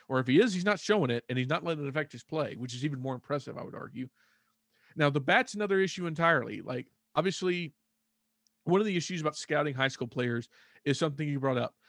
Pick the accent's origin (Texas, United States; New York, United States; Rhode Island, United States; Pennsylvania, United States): Texas, United States; Fort Worth; also born or lived in Azle, Texas; I'm Texas-born. I was born in Fort Worth. I've pretty much lived here my entire life.